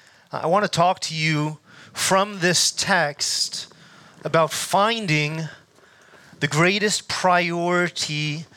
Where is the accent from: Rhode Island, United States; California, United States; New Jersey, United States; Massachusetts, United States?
New Jersey, United States; moved away as an adult; also born or lived in Glen Mills, Pennsylvania; now in Delaware, United States; I grew up in New Jersey